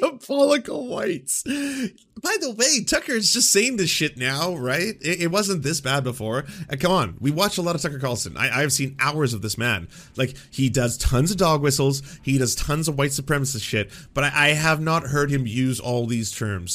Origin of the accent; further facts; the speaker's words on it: Canada; I'm a Canadian